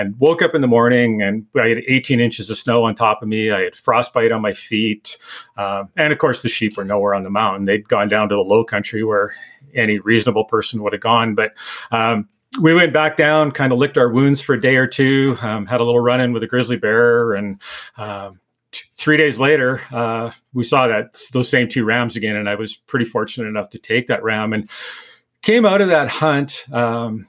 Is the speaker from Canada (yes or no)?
yes; Manitoba, Canada; moved away as an adult; now in Alberta, Canada; I was from Manitoba at the time, went back, kind of made some arrangements and decided I was going to move to Alberta and be a sheep hunter.